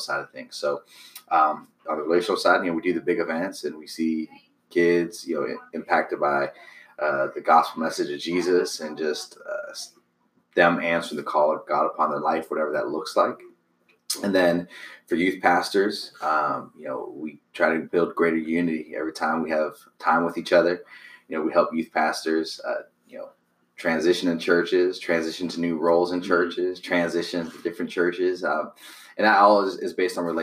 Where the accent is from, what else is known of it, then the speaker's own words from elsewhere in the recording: Youngstown, Ohio, United States; I am originally from Youngstown, Ohio